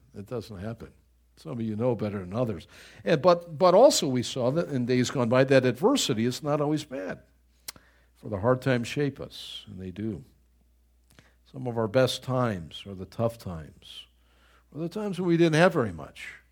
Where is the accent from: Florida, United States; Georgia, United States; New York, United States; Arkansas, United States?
New York, United States; Buffalo; moved away; I grew up in Buffalo, New York, and the winters are so brutal up there